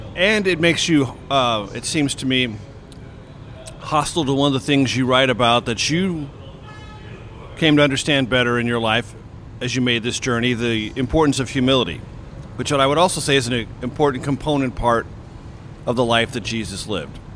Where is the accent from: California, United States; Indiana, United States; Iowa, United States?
California, United States; San Diego; growing up in San Diego, California